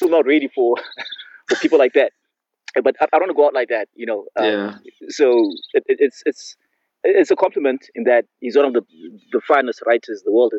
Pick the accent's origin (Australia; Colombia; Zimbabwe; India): Zimbabwe; I was born in Zimbabwe.